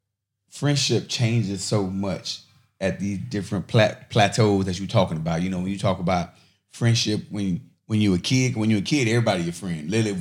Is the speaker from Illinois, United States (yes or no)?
yes; Chicago, Illinois, United States; also born or lived in Miami, Florida; You know, I'm from Chicago, I'm from Miami.